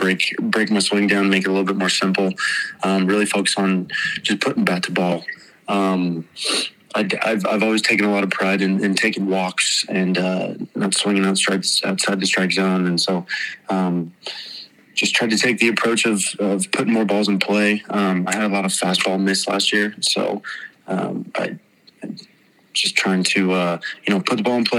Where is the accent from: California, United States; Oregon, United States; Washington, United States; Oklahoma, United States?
Washington, United States; moved away; I grew up in Washington, so I'm used to 40 degree weather and cold